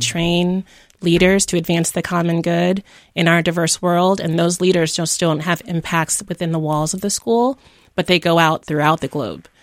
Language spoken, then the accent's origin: English; Jamaica; moved away; also born or lived in Miami, United States; I was born in Jamaica, uh, grew up between Jamaica and Miami